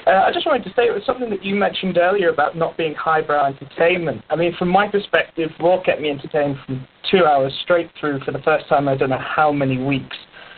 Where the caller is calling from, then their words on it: Paris, Île-de-France, France; I'm calling from Paris in France.